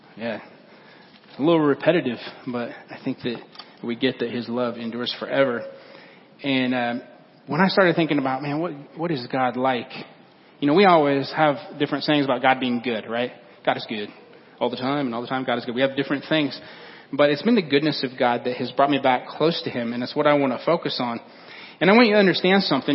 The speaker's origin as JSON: {"language": "English", "area": "Fulton County", "region": "Illinois", "country": "United States", "moved": "yes", "said": "we're from Fulton County"}